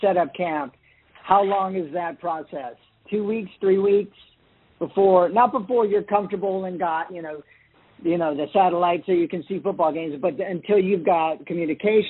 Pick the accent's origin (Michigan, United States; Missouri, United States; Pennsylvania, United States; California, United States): California, United States; Bay Area; I'm from the Bay Area